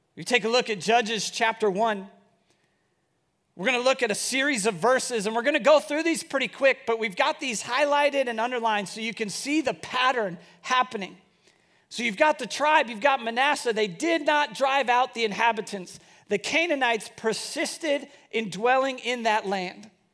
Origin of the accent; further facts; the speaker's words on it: Bellevue, United States; growing up in Bellevue, it was a place that I just always wanted to live.